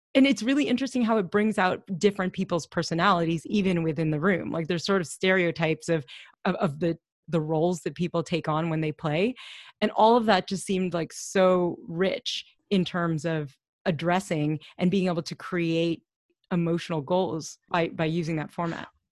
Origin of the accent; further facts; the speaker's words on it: Louisville, Kentucky, United States; we grew up in Louisville